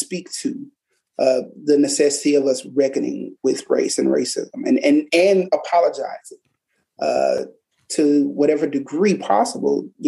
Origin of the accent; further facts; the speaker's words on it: Tallahatchie County, Mississippi, United States; I'm born and raised in Tallahatchie County